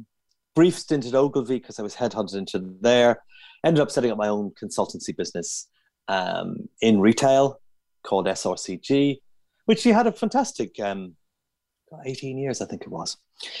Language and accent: English; Dublin, Leinster, Ireland; also born or lived in southern Germany / United States / Netherlands / Wales; now in London, United Kingdom; I'm from Dublin originally. I'm actually sitting in a cabin at the end of my garden in my flat in Highgate in North London. And live a large part of the time in southern Germany.